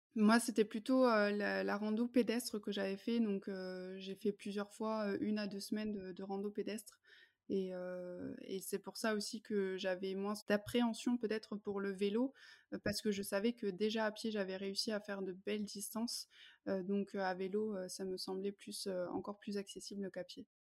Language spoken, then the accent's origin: French; France; moved away as an adult; also born or lived in Germany; J'ai grandi en France